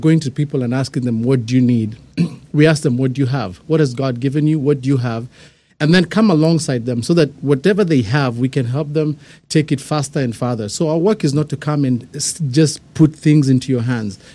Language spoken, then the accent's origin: English; Kenya; moved away; I'm, I'm born and raised in Kenya